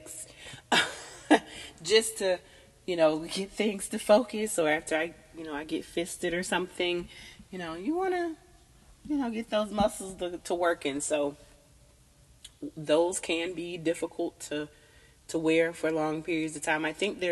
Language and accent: English; Southern United States, United States; I'm from the Southern United States